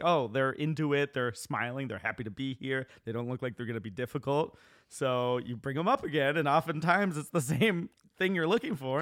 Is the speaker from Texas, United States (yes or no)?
no; New York, United States; I was from New York